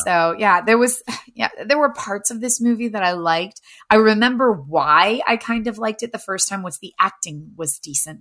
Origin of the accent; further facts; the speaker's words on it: Appalachia, United States; it's Tremors in my hometown.